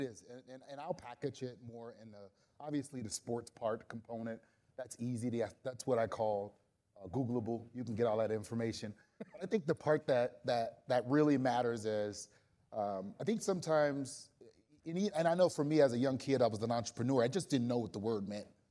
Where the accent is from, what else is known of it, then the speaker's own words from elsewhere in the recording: New Orleans, Louisiana, United States; I'm from New Orleans